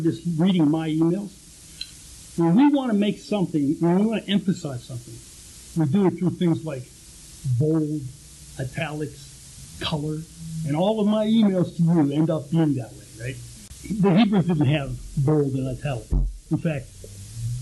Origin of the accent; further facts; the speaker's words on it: Pittsburgh, Pennsylvania, United States; I grew up in Pittsburgh